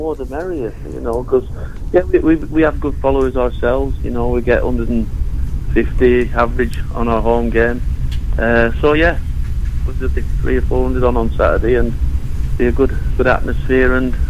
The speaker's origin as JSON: {"language": "English", "town": "Preston", "region": "North West England", "country": "United Kingdom", "tie": "born or raised there", "moved": "yes", "said": "I was lucky enough to play for my hometown club in Preston North End."}